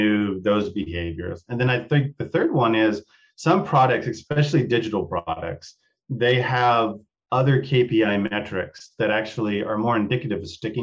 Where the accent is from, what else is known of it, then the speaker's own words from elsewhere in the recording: Texas, United States; from the country where I grew up in Texas